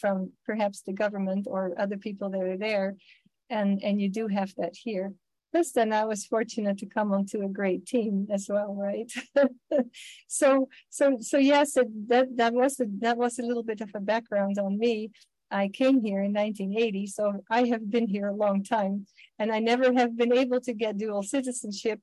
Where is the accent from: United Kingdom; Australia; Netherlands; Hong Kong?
Netherlands; English is a second language; now in United States; I am from Holland originally, I guess I still am